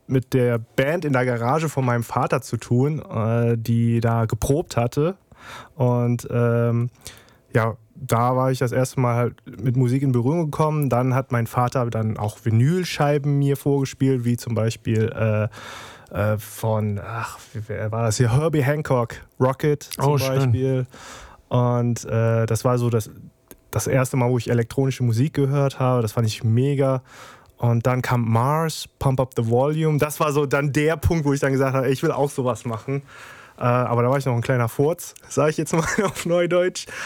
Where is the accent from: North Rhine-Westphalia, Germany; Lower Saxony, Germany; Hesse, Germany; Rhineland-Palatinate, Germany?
Rhineland-Palatinate, Germany; Trier; born there; ich bin 37, werde bald 38, äh, bin gebürtiger Trierer